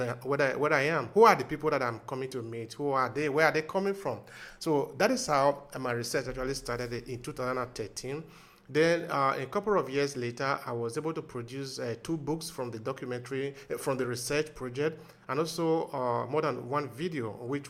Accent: Nigeria; now in Verona, Italy; I am from Nigeria, from the giant of Africa, who we like to call ourselves. But I've been living in Verona for some years now, since 2004.

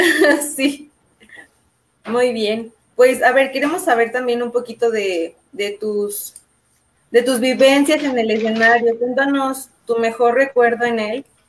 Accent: León, Guanajuato, Mexico; nosotros somos de León

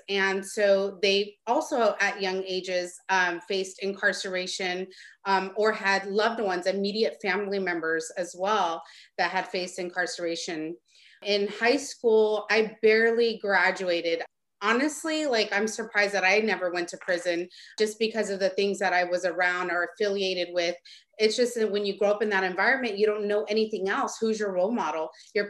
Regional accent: Stockton, California, United States; I'm from Stockton.

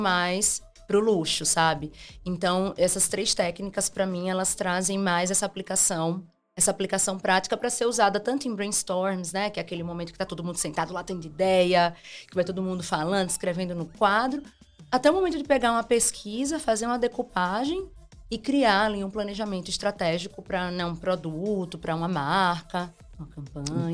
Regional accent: Simão Dias, Sergipe, Brazil; moved away; also born or lived in Aracaju; eu nasci em Aracaju, mas eu fui criado em Simão Dias

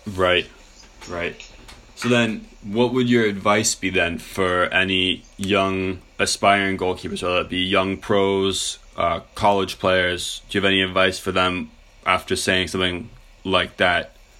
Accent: Canada; as a Canadian

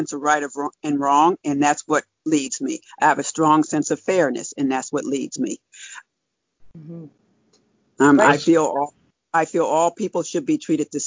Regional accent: New Jersey, United States; now in Pennsylvania, United States; I'm originally from New Jersey. I live in Pennsylvania now

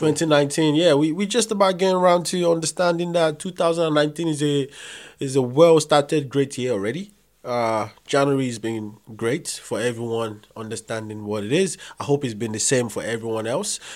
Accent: Nigeria; I'm Nigerian

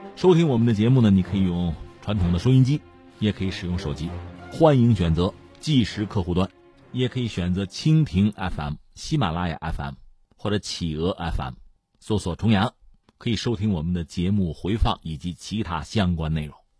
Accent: Hebei, China; 我自己作为河北人

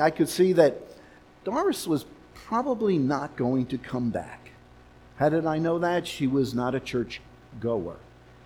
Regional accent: New York City, New York, United States; now in Los Angeles, United States; where I was born in Manhattan, in New York City.

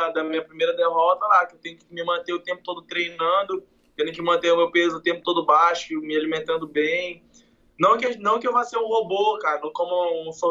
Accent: Macapá, Amapá, Brazil; Cara, eu sou de Macapá.

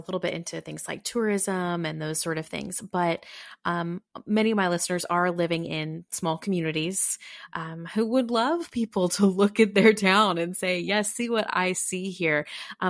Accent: Texas, United States; now in Kentucky, United States; I mean, I'm not originally from Kentucky. I moved here in 2008. I'm Texas, and lived in a couple of other states.

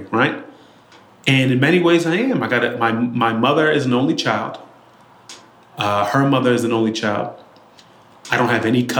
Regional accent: Boston, Massachusetts, United States; I grew up in Dorchester and Roxbury of Boston

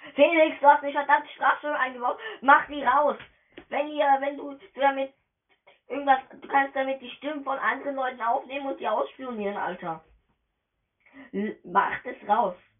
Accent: Germany; Ich bin Deutscher

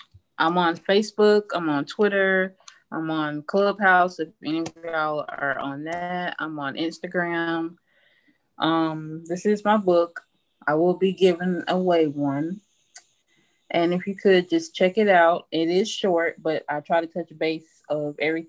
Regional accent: Due West, South Carolina, United States; I'm from Due West, South Carolina.

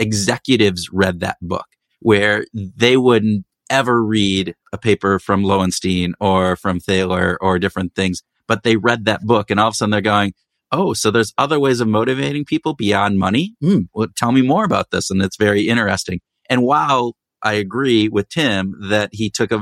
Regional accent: Minnesota, United States; we are from Minnesota, Minnesota nice

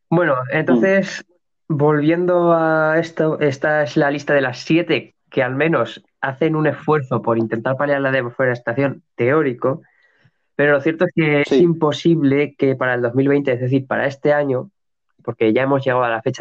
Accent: United States; En Estados Unidos, eh, es decir, las eh, como estadounidense, tenemos a Procter Gamble

